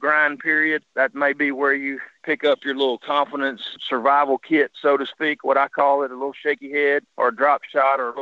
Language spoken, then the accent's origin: English; Arkansas, United States; I'm from Arkansas